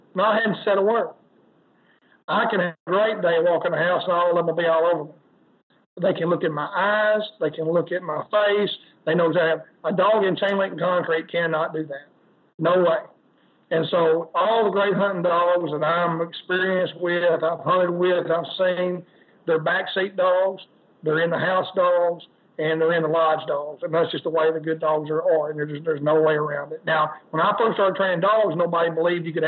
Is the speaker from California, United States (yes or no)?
no; Arkansas, United States; I'm from Arkansas